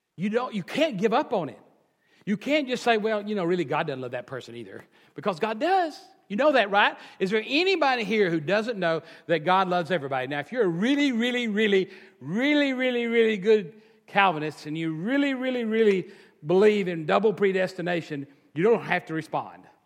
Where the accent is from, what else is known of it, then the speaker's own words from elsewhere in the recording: Texas, United States; I'm a Texan and the culture of being a Texan